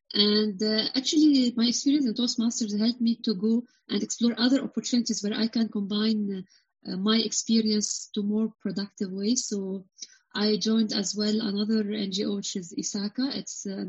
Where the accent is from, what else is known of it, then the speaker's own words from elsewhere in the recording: Lebanon; I'm from Lebanon